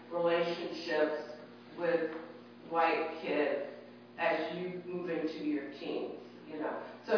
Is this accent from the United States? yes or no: yes; California, United States; I grew up in California in a very, in the 60s, and so a lot of that was changing. But, and I grew up in a military community where things were different also.